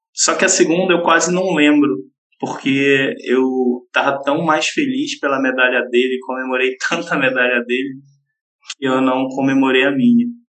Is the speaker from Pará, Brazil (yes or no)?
yes; Belém, Pará, Brazil; da cidade de Belém, né, é onde eu nasci e cresci.